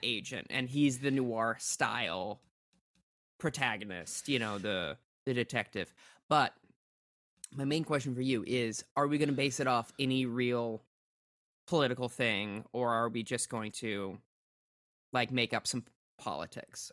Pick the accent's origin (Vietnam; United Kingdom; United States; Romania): United States; Minnesota; I'm from Minnesota.